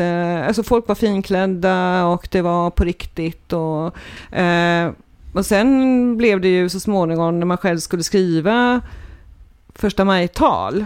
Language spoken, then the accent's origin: Swedish; Trollhättan, Västra Götaland, Sweden; moved away as an adult; now in Mölndal, Sweden; jag är född i Trollhättan